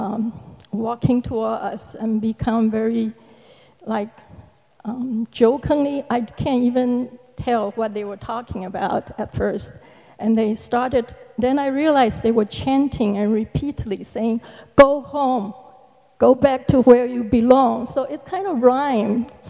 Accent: Taiwan; moved away as an adult; I came to this country from Taiwan, Republic of China, uh, 40 years ago. Um, and half of that time I have been a disciple.

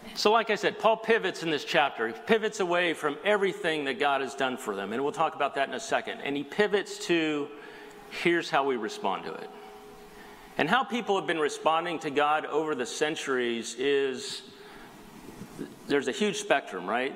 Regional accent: South Bay, Southern California, United States; also born or lived in Colorado; I grew up here in the South Bay

